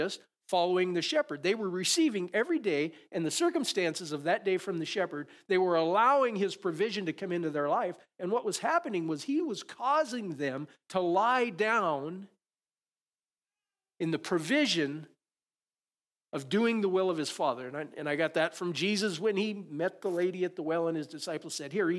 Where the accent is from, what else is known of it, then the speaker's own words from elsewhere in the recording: Conrad, United States; I grew up in Conrad, and especially in the springtime, when you look out, and we had some sheep farmers around.